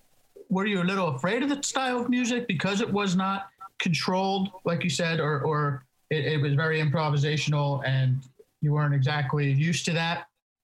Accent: East Coast, United States; now in California, United States; I'm actually in California myself, and I came out here with the same mindset. I grew up on the East Coast and I wanted something different.

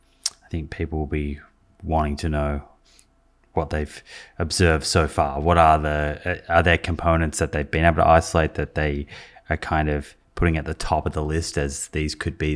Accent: Melbourne, Victoria, Australia; My hometown.

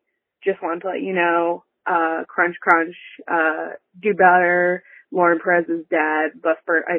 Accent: Long Island, New York, United States; moved away; I am from Long Island originally

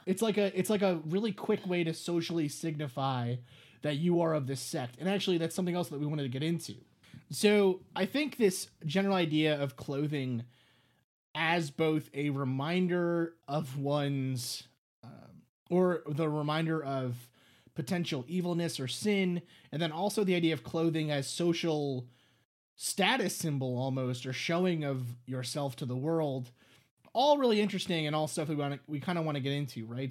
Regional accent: New York City, New York, United States; I grew up in New York City

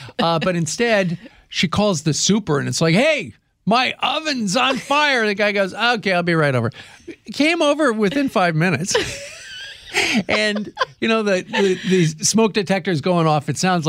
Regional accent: Kansas, United States; See, I grew up in Kansas where let me put it this way.

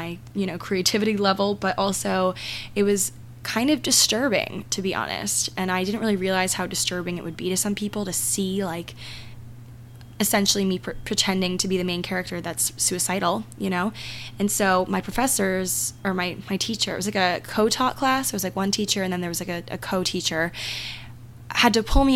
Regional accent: Maryland, United States; my hometown in Maryland

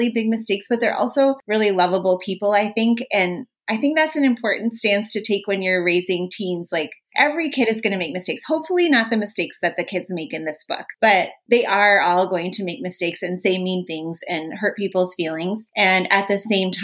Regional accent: Minnesota, United States; I'm from Minnesota

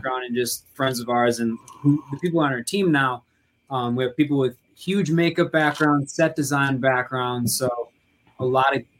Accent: Milwaukee, Wisconsin, United States; I'm from Milwaukee as well

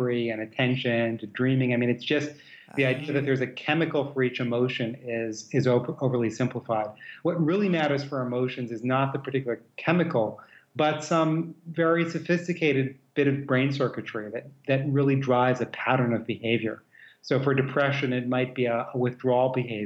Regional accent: New York, United States; moved away; also born or lived in Midwest / West Coast / American South / Europe; I grew up in New York, very multicultural place

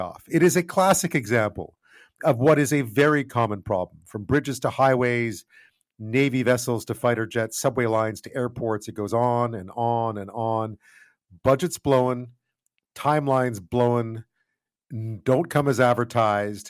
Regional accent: Montreal, Quebec, Canada; I grew up in Montreal in the 70s

